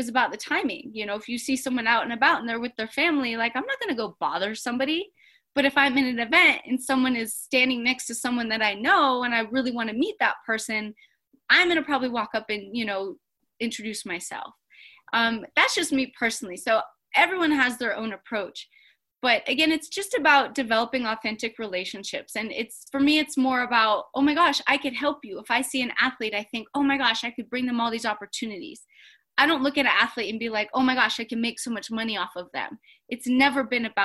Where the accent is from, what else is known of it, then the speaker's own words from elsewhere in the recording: Colorado, United States; now in Los Angeles, United States; I was raised in Colorado